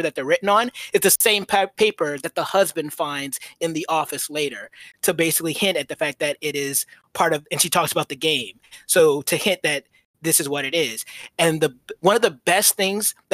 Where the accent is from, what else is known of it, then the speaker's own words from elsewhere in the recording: Georgia, United States; I'm from Georgia